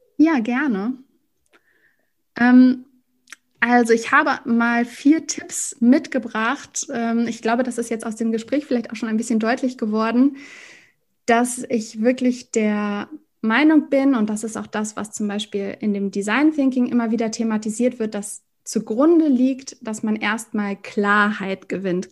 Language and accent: German; Hamburg, Germany; ich komme aus Hamburg